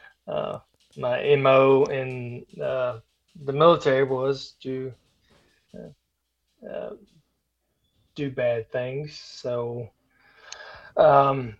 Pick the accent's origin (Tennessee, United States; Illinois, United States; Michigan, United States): Tennessee, United States; moved away as an adult; also born or lived in South Carolina / Japan / California; I grew up in Tennessee. Born and raised